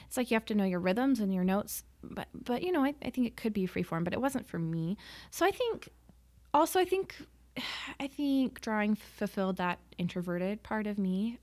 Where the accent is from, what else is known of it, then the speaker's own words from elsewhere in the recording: Salt Lake City, Utah, United States; I grew up in Salt Lake